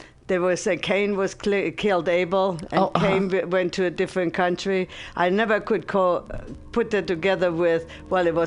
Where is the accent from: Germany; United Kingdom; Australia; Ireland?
Germany; moved away; also born or lived in United States; I'm from Germany